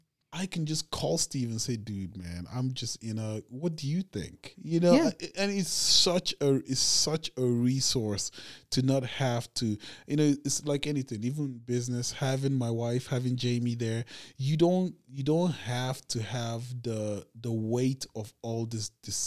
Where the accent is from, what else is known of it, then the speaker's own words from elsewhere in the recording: Abuja, Federal Capital Territory, Nigeria; now in Los Angeles, United States; But that was always the cool thing is always how I came from Africa, which I grew up in the capital of Nigeria.